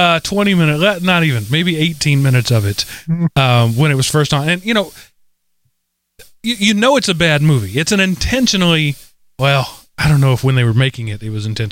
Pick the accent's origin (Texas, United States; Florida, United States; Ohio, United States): Texas, United States; I'm from Texas. We still have metal slides with chainsaws at the bottom of them. We don't worry about that in Texas.